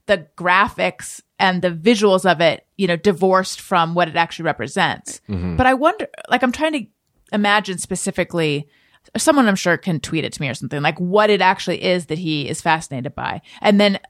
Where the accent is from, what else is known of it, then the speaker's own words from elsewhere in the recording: Orange County, California, United States; the town I grew up in Orange County, California